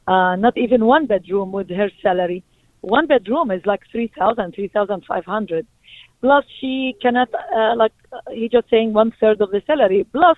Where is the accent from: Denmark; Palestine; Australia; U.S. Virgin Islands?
Palestine; now in Brooklyn, United States; I moved from Palestine to Brooklyn, to Midwood, 1990.